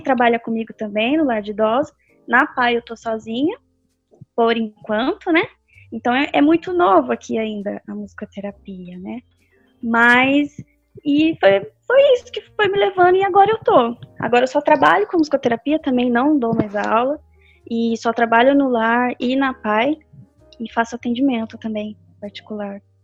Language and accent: Portuguese; Pindamonhangaba, São Paulo, Brazil; eu sou de Pindamonhangaba, né, como a Isabela falou. Eu nasci aqui, cresci aqui, sempre acho que vou morrer aqui